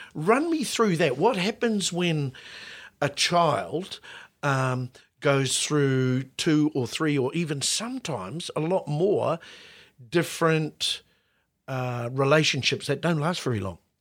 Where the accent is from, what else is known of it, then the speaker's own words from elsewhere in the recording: Auckland, New Zealand; when we were kids growing up in West Auckland